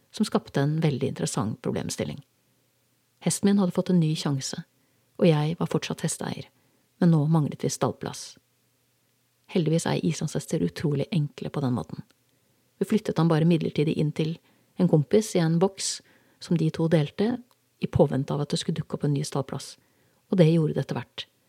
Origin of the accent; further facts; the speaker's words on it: Norway; moved away; Jeg var hjemme i Norge for godt